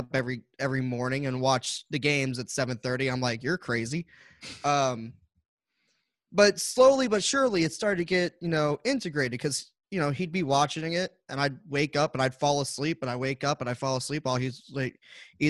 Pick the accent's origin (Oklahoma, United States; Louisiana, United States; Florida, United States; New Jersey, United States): Louisiana, United States; New Orleans; moved away; I'm originally from New Orleans, so like you're born a Saints fan.